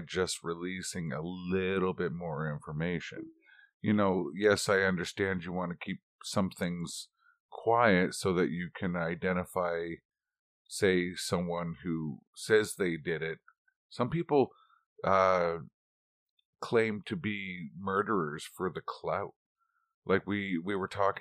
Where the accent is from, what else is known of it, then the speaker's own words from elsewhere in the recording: Owen Sound, Ontario, Canada; I'm from Owen Sound.